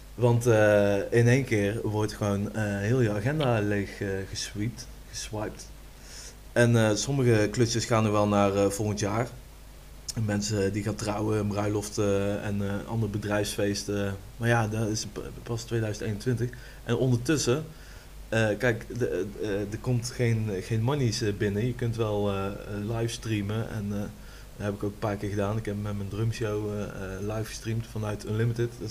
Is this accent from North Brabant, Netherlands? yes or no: yes; Rosmalen, North Brabant, Netherlands; kom uit Rosmalen